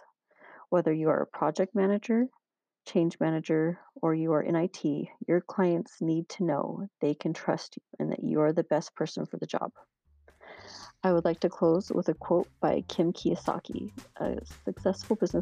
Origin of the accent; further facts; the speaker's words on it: American Fork, Utah, United States; I grew up in American Fork, Utah, which is located about 32 miles south of Salt Lake City.